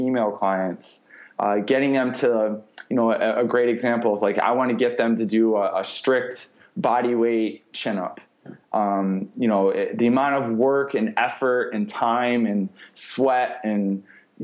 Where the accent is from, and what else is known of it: New York, United States; born or raised there; moved away